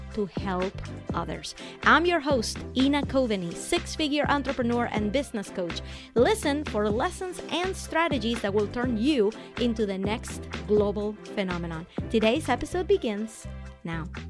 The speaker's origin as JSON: {"language": "English", "country": "Venezuela", "said": "I'm from Venezuela"}